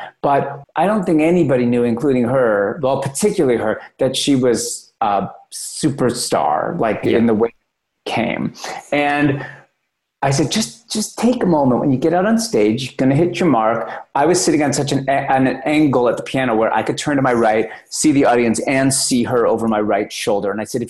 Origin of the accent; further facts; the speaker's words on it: Oklahoma, United States; Like, I'm from Oklahoma and drink Slurpees from 7-Eleven.